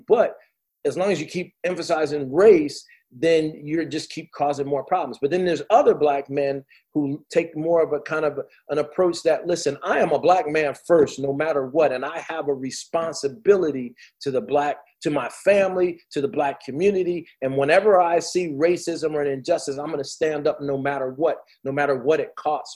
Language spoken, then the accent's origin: English; New Jersey, United States; I played in New Jersey. I'm from Jersey